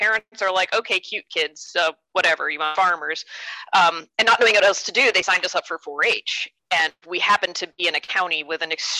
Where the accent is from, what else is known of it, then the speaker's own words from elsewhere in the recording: New York, United States; now in Kansas City, United States; I'm originally a New Yorker, though, and not at all a farmer.